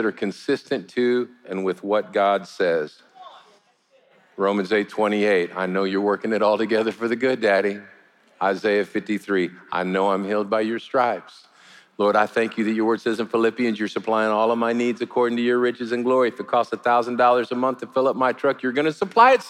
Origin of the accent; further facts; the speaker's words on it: United States; as an American